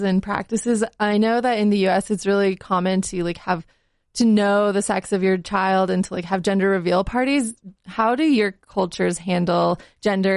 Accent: Salt Lake City, Utah, United States; I was born in a hospital here in Salt Lake

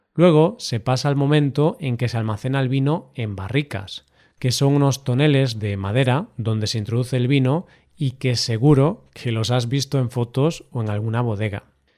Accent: Galicia, Spain; de mi tierra, Galicia

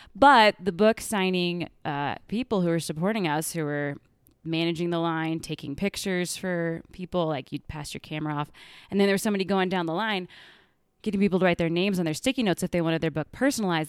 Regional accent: Kansas, United States; now in Denver, United States; I grew up in Kansas

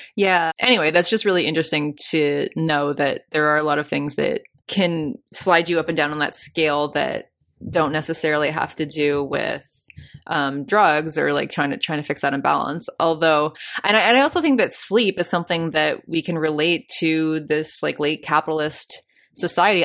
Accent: Canada; I'm from Canada

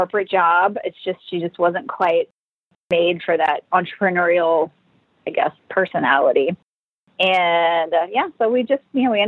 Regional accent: Minnesota, United States; moved away; I am from Minnesota

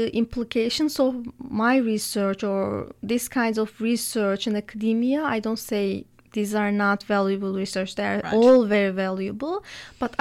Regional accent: Turkey; moved away as an adult; now in Canada; my home country

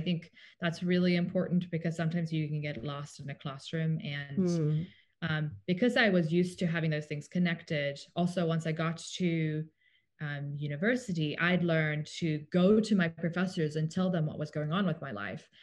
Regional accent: Cape Town, Western Cape, South Africa; also born or lived in Tennessee, United States; now in United States; we are from South Africa originally. So I grew up going to public school in Cape Town

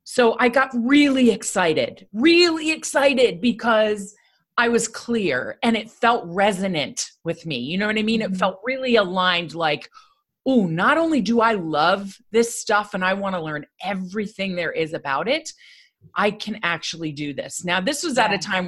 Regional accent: United States; I grew up right outside New York City.

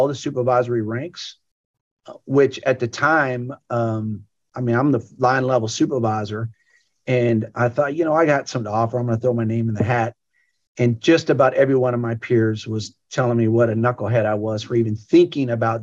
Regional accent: Camarillo, California, United States; moved away as an adult; now in Grand Prairie, United States; I grew up in Camarillo, California.

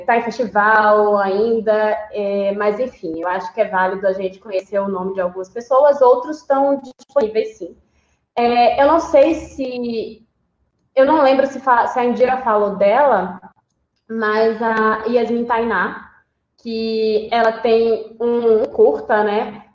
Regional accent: Recife, Pernambuco, Brazil; eu sou de Recife.

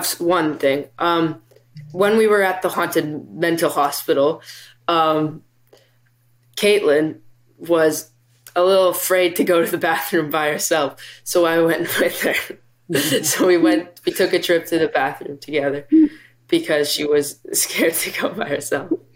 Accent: Vancouver, British Columbia, Canada; I am from Vancouver, B C

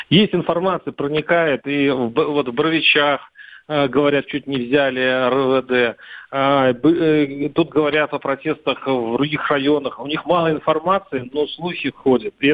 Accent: Russia; когда люди э, на площади узнают, что мы из России

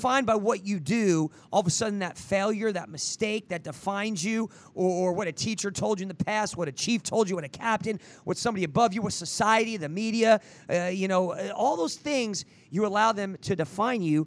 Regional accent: New Jersey, United States; now in Oklahoma, United States; I grew up in New Jersey

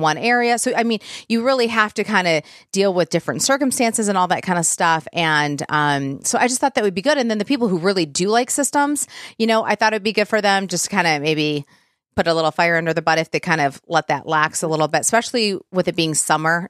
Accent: Plymouth Livonia area, Michigan, United States; I'm from like the Plymouth Livonia area

